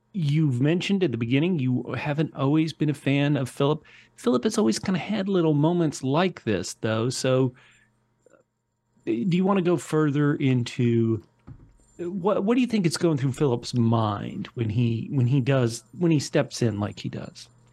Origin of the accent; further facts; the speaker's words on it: United States; I'm an American